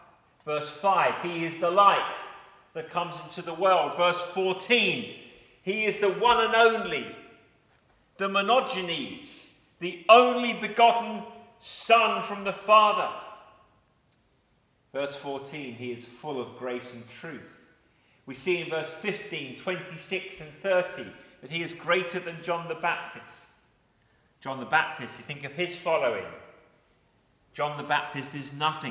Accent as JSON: {"language": "English", "town": "Eltham", "region": "London", "country": "United Kingdom", "tie": "born or raised there", "said": "where I was born in Eltham"}